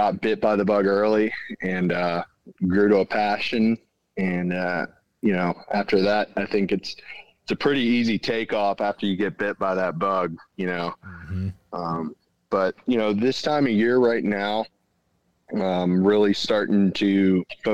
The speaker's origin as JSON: {"language": "English", "region": "Central Pennsylvania", "country": "United States", "said": "I'm from Central Pennsylvania"}